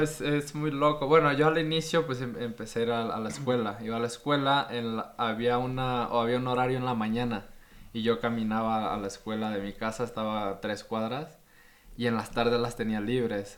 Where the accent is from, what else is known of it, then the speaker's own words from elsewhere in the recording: Puerto Escondido, Oaxaca, Mexico; Y yo nací ahí en Puerto Escondido